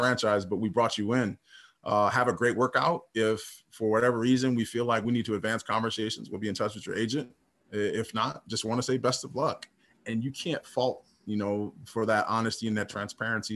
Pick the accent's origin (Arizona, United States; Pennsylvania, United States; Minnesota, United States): Minnesota, United States; playing in my hometown team with Minnesota Timberwolves